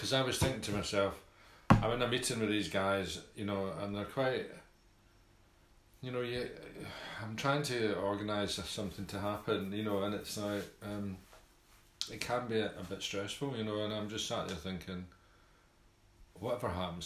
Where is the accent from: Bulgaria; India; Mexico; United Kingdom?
United Kingdom; Scotland; accent: Scottish; me being Scottish